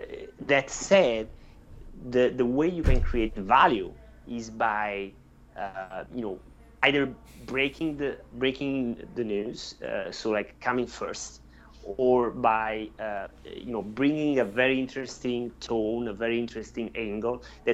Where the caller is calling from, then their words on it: Corsica, France; I'm speaking from Corsica, France, and you are in California, right?